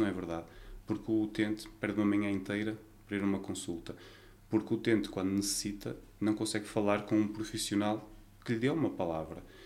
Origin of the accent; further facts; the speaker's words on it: Vila Nova de Gaia, Porto District, Portugal; nasci em Gaia, vivi sempre em Gaia